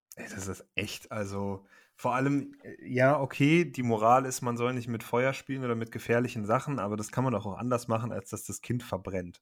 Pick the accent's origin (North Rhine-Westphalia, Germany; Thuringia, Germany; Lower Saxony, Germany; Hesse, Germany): North Rhine-Westphalia, Germany; Cologne; für mich als Kölner